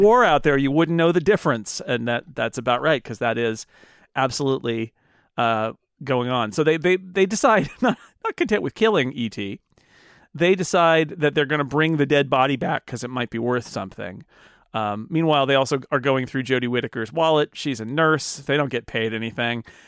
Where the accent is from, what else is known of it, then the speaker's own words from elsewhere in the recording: United States; As an American